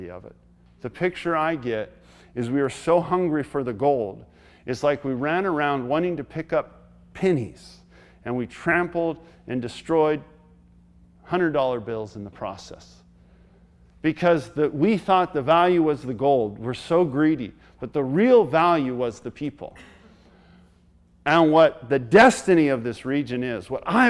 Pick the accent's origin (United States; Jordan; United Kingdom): United States; We, as American people